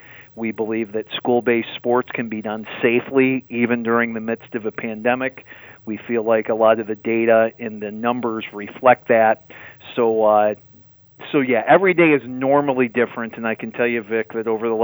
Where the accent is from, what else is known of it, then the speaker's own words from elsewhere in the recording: Grand Rapids, Michigan, United States; also born or lived in Caledonia, Michigan; I'm from the West Michigan area, Grand Rapids